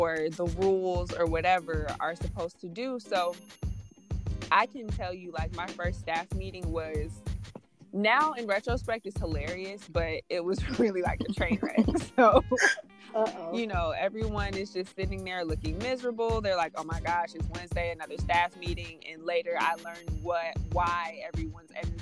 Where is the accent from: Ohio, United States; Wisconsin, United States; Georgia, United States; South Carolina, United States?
Georgia, United States; Stone Mountain; I'm from Stone Mountain, Georgia, two-parent household with my little sister